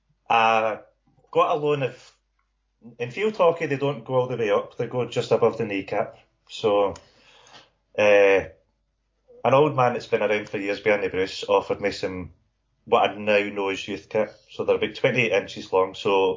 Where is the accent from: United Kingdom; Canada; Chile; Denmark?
United Kingdom; Paisley, Scotland; from Paisley. That's like the Paisley Glasgow divide and all that as well.